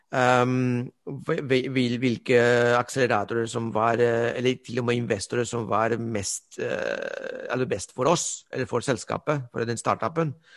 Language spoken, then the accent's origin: Norwegian; Spain; Norwegian is a second language; now in Norway; jeg er spanjol